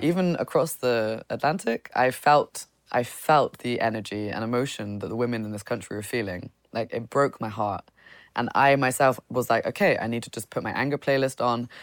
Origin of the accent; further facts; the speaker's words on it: United Kingdom; coming as a British person